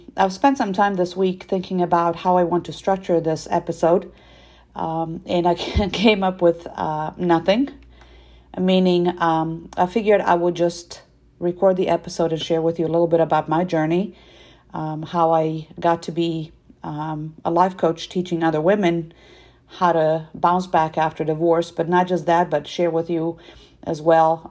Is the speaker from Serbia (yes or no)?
yes; Serbia; moved away; I am originally from Serbia